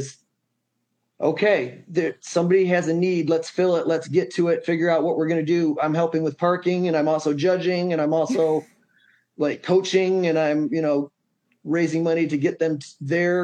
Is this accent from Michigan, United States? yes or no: yes; Three Rivers, Michigan, United States; I grew up in Three Rivers, Michigan